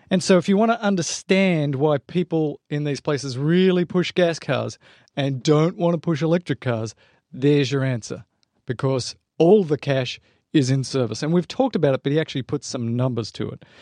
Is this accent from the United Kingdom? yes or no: no; Australia; I'm Australian. I put R in everything